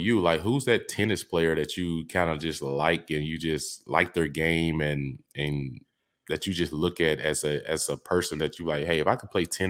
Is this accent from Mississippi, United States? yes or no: yes; Mississippi, United States; I was from Mississippi